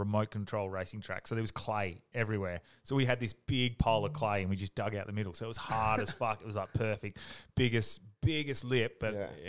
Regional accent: Australia; I grew up in Greenwood.

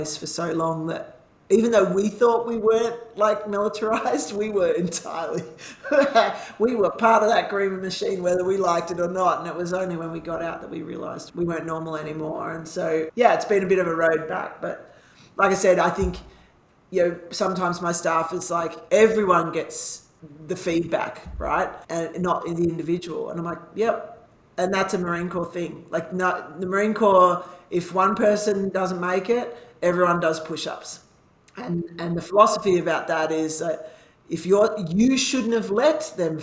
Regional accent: Canberra, Australian Capital Territory, Australia; moved away as an adult; we came back to Canberra, because it's my hometown

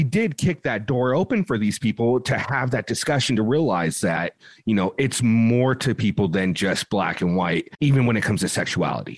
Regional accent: West Coast, United States; also born or lived in the South; we're from the West Coast

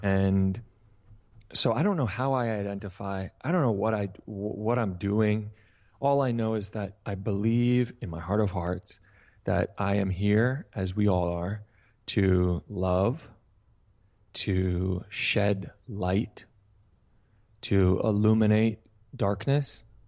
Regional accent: Hingham, Massachusetts, United States; the town I grew up in, Hingham, Massachusetts

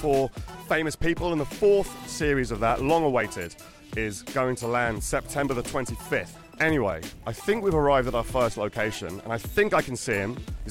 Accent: London, United Kingdom; I grew up in London.

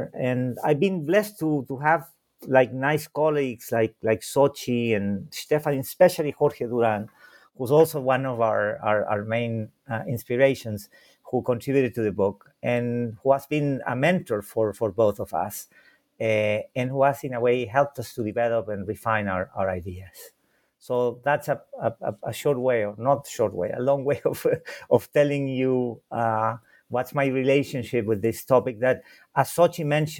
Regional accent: Santiago, Santiago Metropolitan Region, Chile; first language Spanish; English is a second language; I was born in Santiago de Chile, although I tend to say that I'm not the prototypical Chilean, because it was an accident that I was born there.

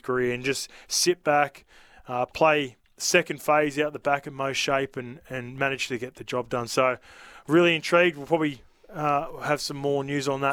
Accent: Australia; also born or lived in New Zealand; I grew up here from three years old

